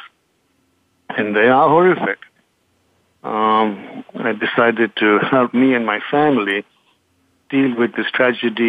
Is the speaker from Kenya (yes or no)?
yes; Kenya; also born or lived in England; now in United States; I was born in Kenya, educated in England, and have Eastern roots